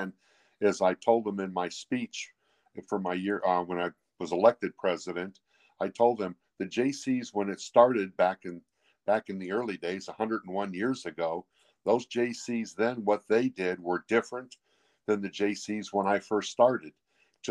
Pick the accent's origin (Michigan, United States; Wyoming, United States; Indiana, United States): Indiana, United States; Hebron; I'm from Hebron, Indiana.